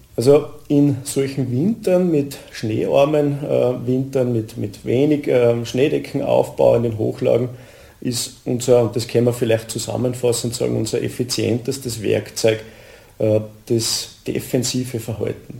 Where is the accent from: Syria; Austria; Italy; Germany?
Austria; Admont, Styria; bin aus Atmund, bin hauptberuflicher Bergführer